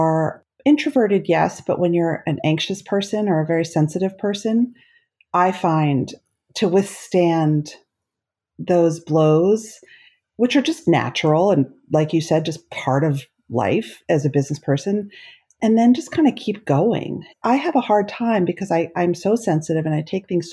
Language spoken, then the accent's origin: English; South Orange, New Jersey, United States; I grew up in South Orange, New Jersey